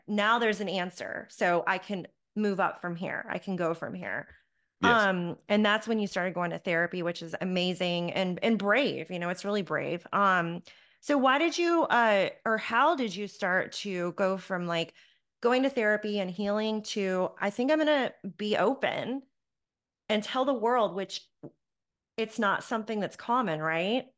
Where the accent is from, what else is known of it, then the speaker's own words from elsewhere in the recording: Charlotte, North Carolina, United States; my hometown of Charlotte, North Carolina